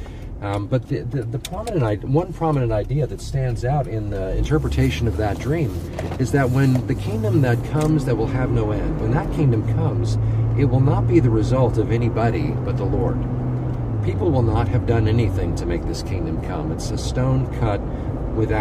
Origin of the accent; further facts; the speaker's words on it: United States; my citizenship in as an American